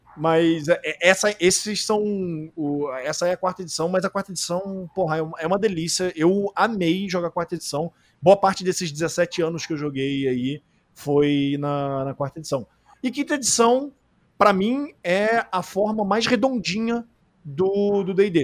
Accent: Rio de Janeiro, Brazil; a gente é carioca

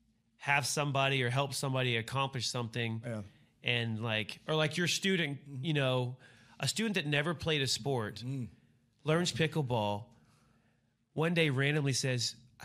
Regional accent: Fort Worth, Texas, United States; Fort Worth, Texas.

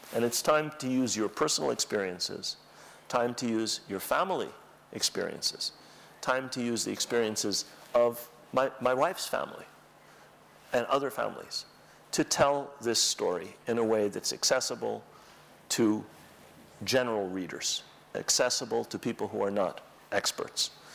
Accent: New York, United States; accent: American; I was born in New York as a result of the Nakba. So I have a perfect American accent because of the Nakba.

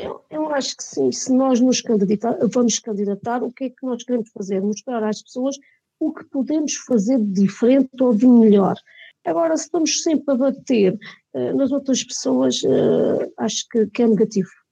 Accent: Mora, Alentejo, Portugal; somos todos de Mora. Eu sou de Mora, os meus pais são de Mora, os meus avós eram de Mora.

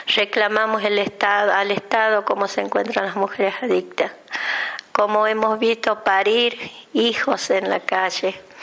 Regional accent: Argentina; nosotros los argentinos

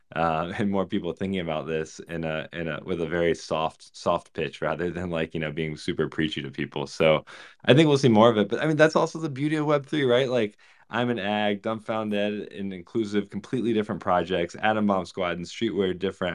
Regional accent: Virginia, United States; I grew up in Virginia

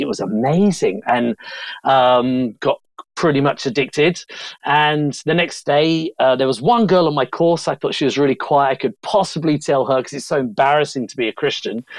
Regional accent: Bromley, London, United Kingdom; moved away; also born or lived in India; I'm from Bromley, southeast London.

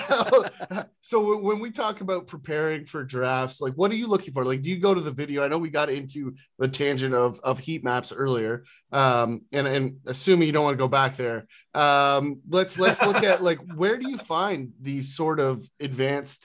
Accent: near Port Lambton, Ontario, Canada; I grew up near the American border. And so there's a small town just north of the town that I grew up in called Port Lambton

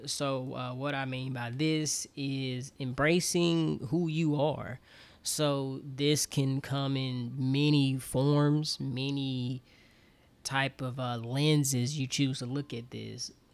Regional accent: Auburn, Alabama, United States; moved away as an adult; also born or lived in Troy, Alabama; now in Atlanta, United States; I'm from Auburn, Alabama. Born and raised

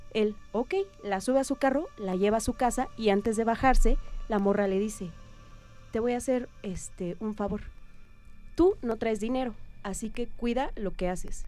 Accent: Oaxaca, Mexico; yo soy de Oaxaca.

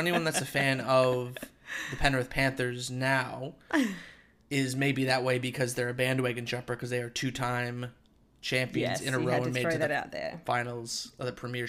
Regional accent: Canada; now in Australia; Growing up in Canada, we didn't have it

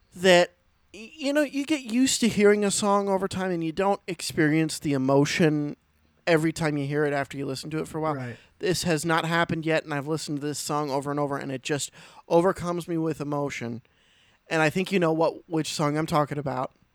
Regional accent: Pennsylvania, United States; I'm from Pennsylvania

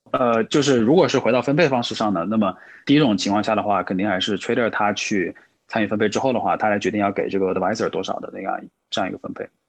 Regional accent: Changsha, Hunan, China; 我自己的话呢是湖南长沙人

